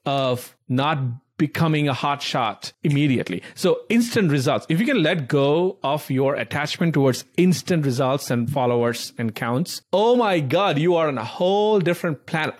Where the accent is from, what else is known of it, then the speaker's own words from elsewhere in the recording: India; moved away; I grew up in India